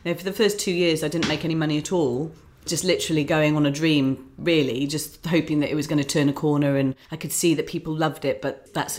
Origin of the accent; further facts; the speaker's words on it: Islington, London, United Kingdom; now in Buckinghamshire, United Kingdom; I came from Islington, came to rural Buckinghamshire with 3 children and really didn't know where to go, what to do.